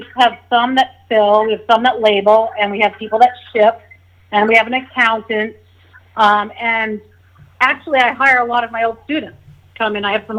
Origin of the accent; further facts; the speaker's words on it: Rye, United States; Probably on the boat, fishing. Yeah, fishing for lobsters off the dock.